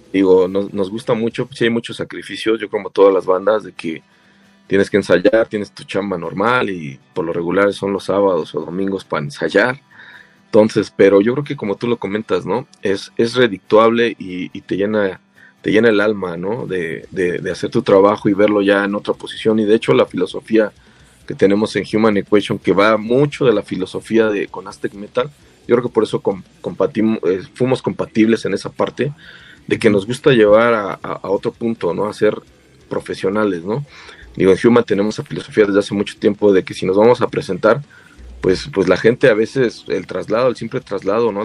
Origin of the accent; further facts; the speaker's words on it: State of Mexico, Mexico; somos del Estado de México, de los municipios de Huizquilucan y Naucalpan